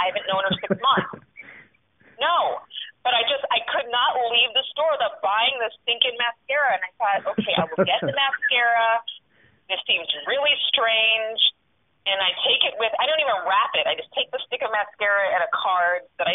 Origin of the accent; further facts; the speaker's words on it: Sacramento, California, United States; moved away as an adult; now in New York, United States; my hometown